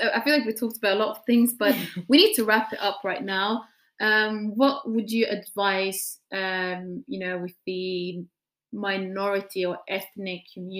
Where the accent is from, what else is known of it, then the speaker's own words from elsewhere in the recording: Norway; Like I feel like growing up in Norway, you have a broader understanding of the bigger society and your own background.